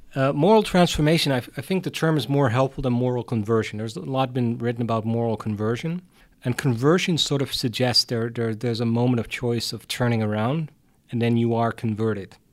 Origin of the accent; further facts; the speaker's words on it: Hardenberg, Overijssel, Netherlands; also born or lived in Utrecht, Netherlands / Tilburg, Netherlands; I wasn't born in Utrecht, but in Hardenberg, which is a very small town at the German border